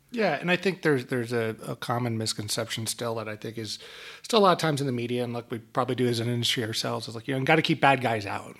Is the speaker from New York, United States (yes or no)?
yes; New York area, United States; moved away; my old hometown of, of New York area